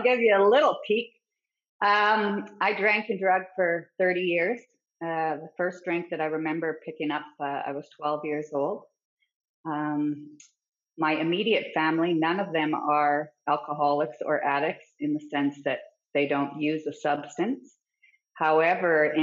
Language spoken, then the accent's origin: English; Fort Nelson, British Columbia, Canada; I grew up in Fort Nelson, BC, and it's a very small town.